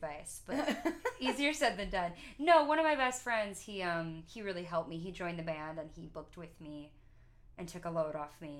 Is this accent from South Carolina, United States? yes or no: no; Marin County, California, United States; playing as a singer-songwriter around my hometown, which is super small